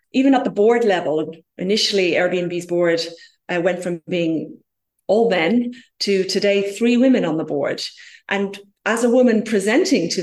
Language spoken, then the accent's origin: English; Ireland; I'm originally from Ireland myself